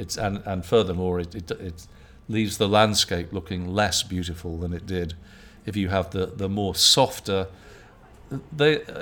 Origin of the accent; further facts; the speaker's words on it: United Kingdom; moved away; I'm British